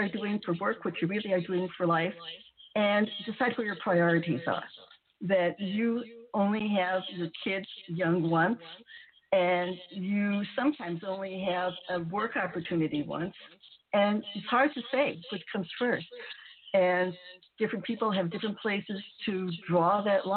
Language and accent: English; United States; I'm Japanese American